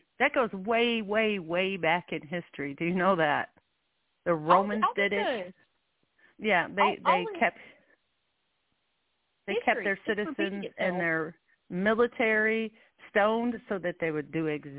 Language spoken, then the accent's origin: English; Illinois, United States; I was raised in Illinois, land of Lincoln.